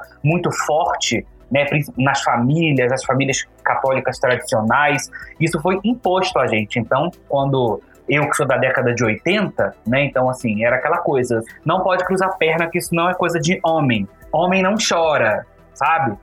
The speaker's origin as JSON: {"language": "Portuguese", "region": "Rio de Janeiro", "country": "Brazil", "tie": "born or raised there", "moved": "as an adult", "lives_now": "Brasília, Brazil", "said": "eu sou do Carioca também, mas moro há 11 anos em Brasília. Então a minha vida adolescente, praticamente até os meus 27 anos, eu vivi no Rio de Janeiro"}